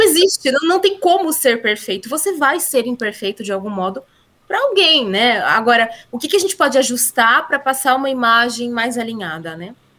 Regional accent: Brazil; accent: interior accent (sotaque do interior); O meu sotaque do interior

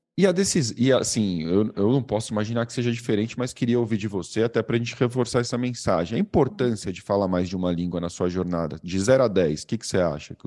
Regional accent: Brazil; accent: Brazilian; eu falo como brasileiro

